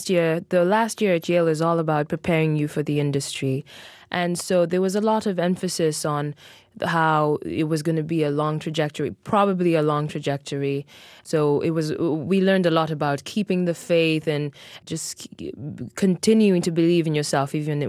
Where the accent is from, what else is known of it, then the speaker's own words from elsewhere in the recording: Mexico City, Mexico; born there; No, I was not. I was born in Mexico City, but in my parents chose that name in particular because in our language, it made some sense as well. We're from the Luo ethnic group